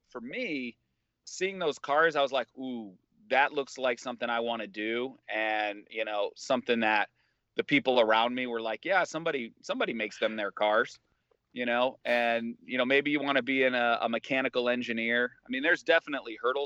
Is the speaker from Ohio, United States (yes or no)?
yes; Cleveland, Ohio, United States; I'm from the Cleveland area.